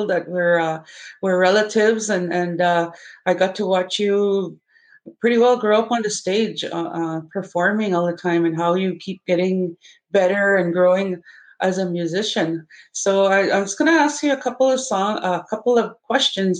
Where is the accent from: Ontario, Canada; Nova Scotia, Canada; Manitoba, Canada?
Manitoba, Canada; Opaskwayak; my community of Apaskwayak, and we are relatives here from Apaskwayak Cree Nation